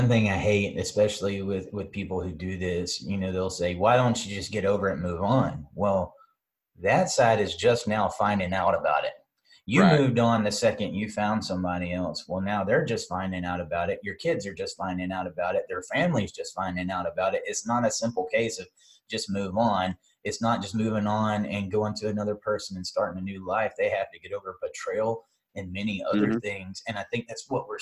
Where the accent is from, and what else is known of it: the South, United States